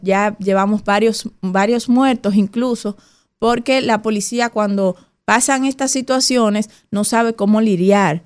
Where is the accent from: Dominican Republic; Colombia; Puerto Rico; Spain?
Dominican Republic; nosotros como dominicanos y dominicanas